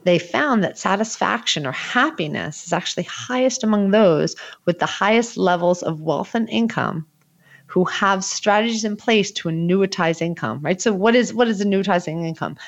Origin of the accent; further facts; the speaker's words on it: New Jersey, United States; Again, I'm from New Jersey.